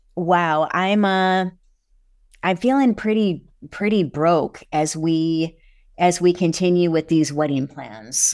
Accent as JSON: {"language": "English", "region": "Michigan", "country": "United States", "said": "I'm from Michigan"}